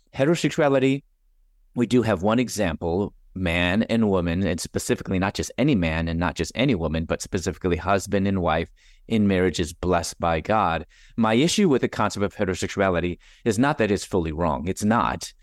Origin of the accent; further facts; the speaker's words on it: Chicago, Illinois, United States; moved away as an adult; also born or lived in Louisville, Kentucky / Atlanta; I'm originally from Chicago